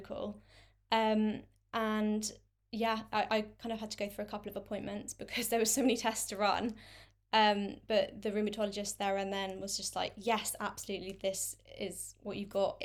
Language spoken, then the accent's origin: English; London, United Kingdom; I'm twenty-six, um, and I'm from London.